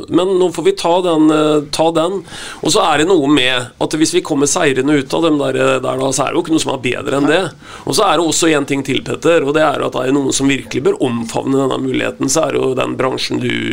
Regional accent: Vetatoppen, Østfold, Norway; jeg kommer jo fra Vetatoppen.

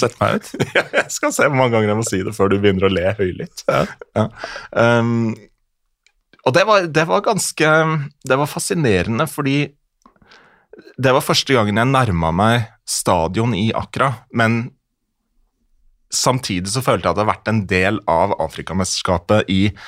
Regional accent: Møre og Romsdal, Norway; jeg er jo fra Romsdal

